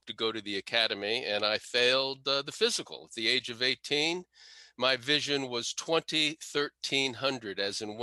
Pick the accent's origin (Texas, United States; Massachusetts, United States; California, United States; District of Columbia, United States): District of Columbia, United States; Washington; also born or lived in Potomac, Maryland; I was born in Northwest DC, grew up in Northwest DC